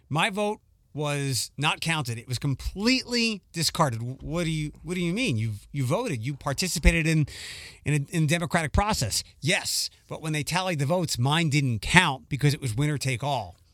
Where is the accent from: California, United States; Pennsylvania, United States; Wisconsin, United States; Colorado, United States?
Pennsylvania, United States; Philadelphia; moved away; when I was growing up in Philadelphia